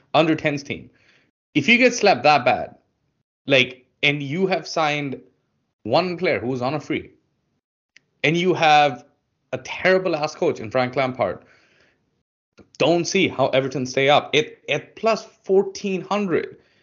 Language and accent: English; India; I'm from India